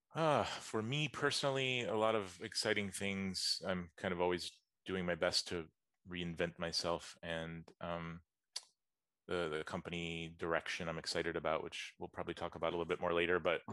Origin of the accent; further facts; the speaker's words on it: Atlanta, Georgia, United States; also born or lived in West Coast, United States; I'm from the US. I grew up in Atlanta, Georgia.